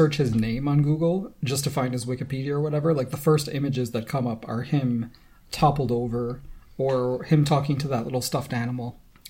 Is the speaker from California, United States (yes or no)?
no; Rochester, New York, United States; now in Toronto, Canada; Well, I mean, I also don't really need to sound Rochesterian.